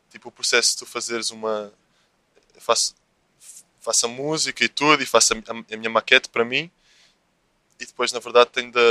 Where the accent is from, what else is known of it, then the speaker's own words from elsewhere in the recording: Lisbon, Portugal; Eu é sou da Graça.